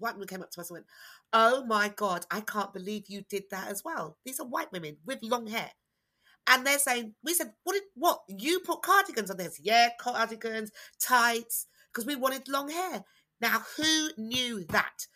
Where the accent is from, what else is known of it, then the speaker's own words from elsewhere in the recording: United Kingdom; black British people, not the Caribbean experience because we didn't have that experience. We had being born here experience